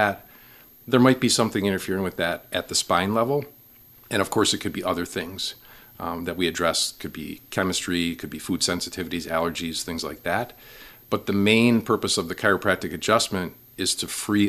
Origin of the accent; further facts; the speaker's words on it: Milwaukee, Wisconsin, United States; moved away as an adult; also born or lived in Waukesha / Brookfield; now in Wausau, United States; I am from the Milwaukee area, born and raised in Milwaukee